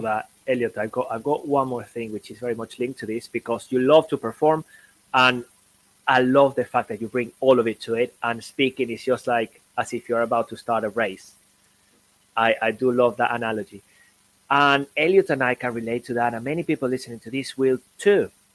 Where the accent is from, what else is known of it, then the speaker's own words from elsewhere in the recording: Venezuela; moved away; also born or lived in Caracas, Venezuela / Sweden; I come from Venezuela